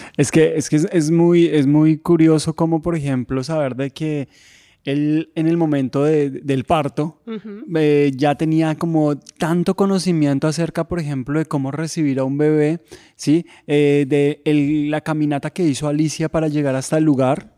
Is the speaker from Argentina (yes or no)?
no; Colombia; en mi país